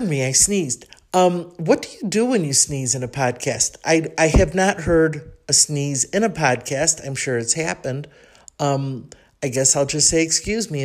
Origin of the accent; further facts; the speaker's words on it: Chicago, Illinois, United States; accent: Chicago; moved away as an adult; now in Mexico City, Mexico; my Chicago accent